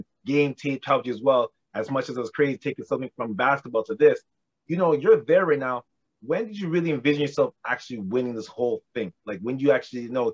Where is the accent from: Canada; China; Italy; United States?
Canada; Toronto, Ontario; grew up together and we grew up together in Rexdale